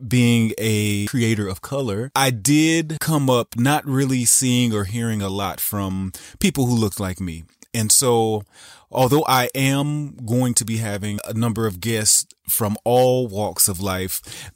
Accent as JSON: {"language": "English", "region": "the South", "country": "United States", "tie": "born or raised there", "said": "I grew up in the South"}